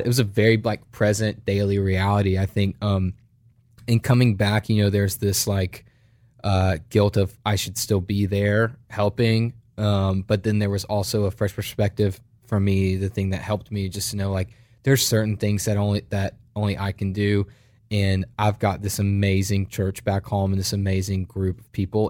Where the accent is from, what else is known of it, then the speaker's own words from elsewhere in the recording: United States; accent: American; "We're pastors from America. We came here.